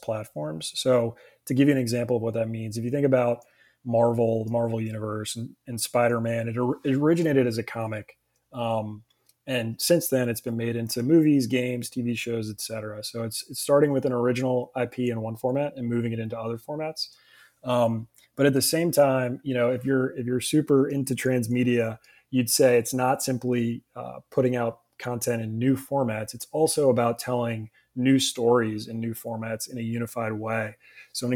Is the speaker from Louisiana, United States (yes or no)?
yes; New Orleans, Louisiana, United States; Born and raised in New Orleans.